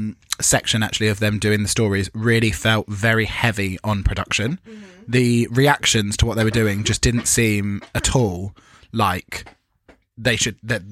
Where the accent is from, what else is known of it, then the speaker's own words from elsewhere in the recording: United Kingdom; as British people